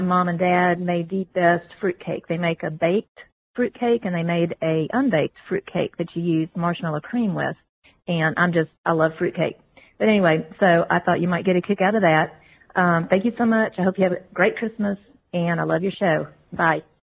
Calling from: Virginia, United States; I'm calling from Virginia.

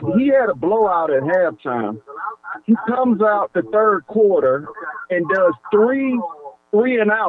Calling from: Georgia, United States; Hey, man, you're speaking to … man, and I'm following from Georgia.

